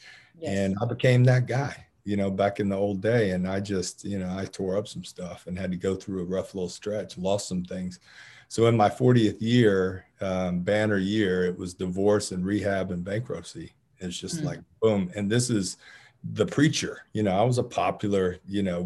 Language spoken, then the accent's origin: English; Marietta, Georgia, United States; I grew up in Cobb County, a Marietta native, and I've been in and around Atlanta my whole life